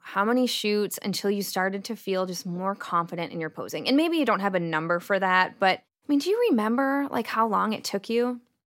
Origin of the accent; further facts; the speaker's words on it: United States; accent: American; my American accent.